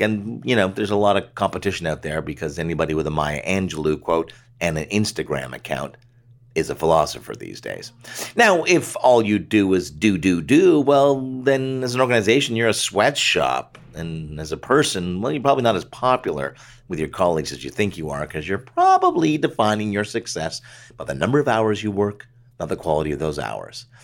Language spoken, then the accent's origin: English; Canada; As a Canadian ad guy, mostly doing stuff north of the border